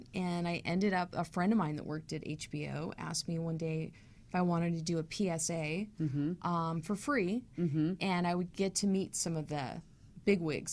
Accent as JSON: {"language": "English", "town": "Los Angeles", "region": "California", "country": "United States", "tie": "born or raised there", "also_born_or_lived": "New York City", "said": "I was born in New York City, and then when I was about a year and a half, my parents moved to Hollywood"}